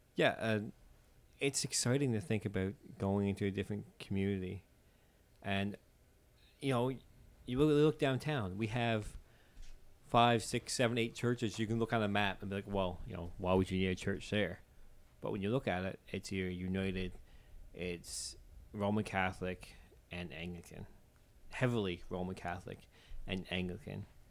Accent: Newfoundland and Labrador, Canada; accent: Newfoundland; as a Newfoundlander

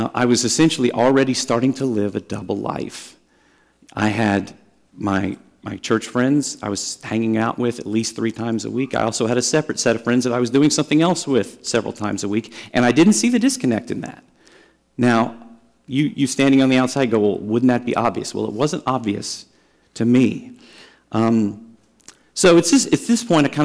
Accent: Dallas, Texas, United States; I grew up in Dallas

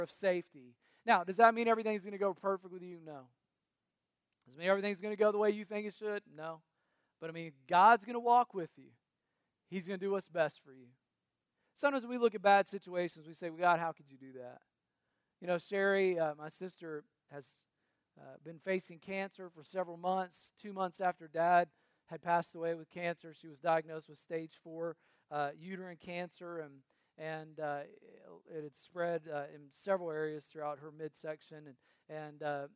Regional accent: North Carolina, United States; We grew up in North Carolina next to my mamaw and papaw.

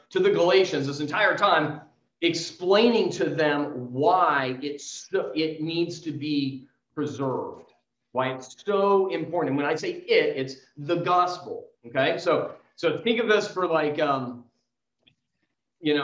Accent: San Diego, California, United States; I grew up in San Diego

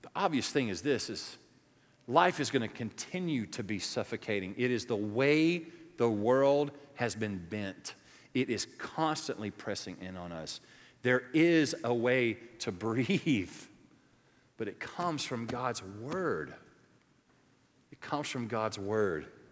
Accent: the South, United States; moved away; where I grew up in the South

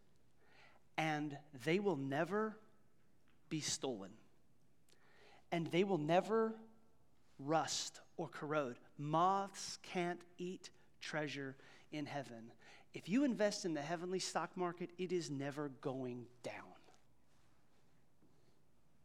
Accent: Ottawa County, Kansas, United States; moved away as an adult; now in Johnson County, Kansas, United States; I grew up in Ottawa County

